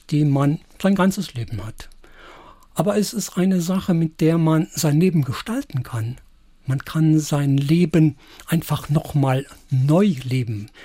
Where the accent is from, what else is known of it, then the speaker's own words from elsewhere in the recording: Saarland, Germany; Ja, und da sind wir Saarländer, glaube ich, ja doch die Richtige.